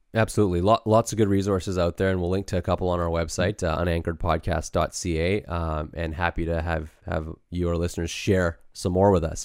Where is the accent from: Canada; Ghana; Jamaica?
Canada; born or raised there